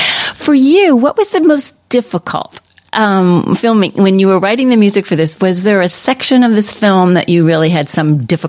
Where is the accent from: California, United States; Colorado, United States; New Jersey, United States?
New Jersey, United States; also born or lived in New York / Connecticut; now in Salt Lake City, United States; I'm from the East Coast originally